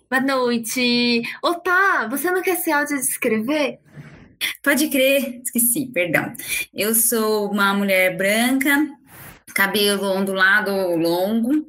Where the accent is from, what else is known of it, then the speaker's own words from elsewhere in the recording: São Paulo, Brazil; now in São José dos Campos, Brazil; É, eu sou de São Paulo, mas hoje eu estou aqui em São José dos Campos